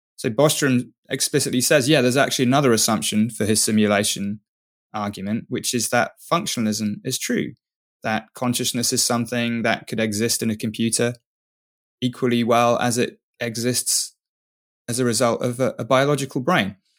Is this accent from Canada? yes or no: no; England, United Kingdom; I'm English